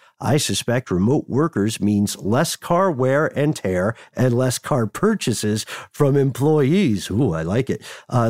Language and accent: English; Detroit, Michigan, United States; I'm from Metro Detroit. We don't really have public transportation.